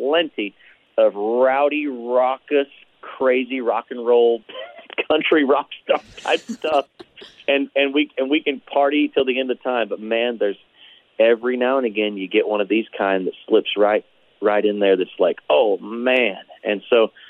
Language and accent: English; Perryville, Missouri, United States; I was born in Perryville